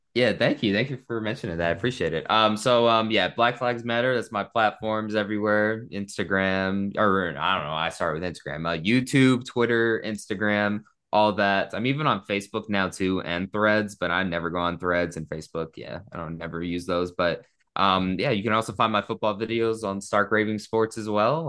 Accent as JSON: {"language": "English", "town": "Las Vegas", "region": "Nevada", "country": "United States", "tie": "born or raised there", "said": "growing up in Vegas, it was always so, like, stigmatized"}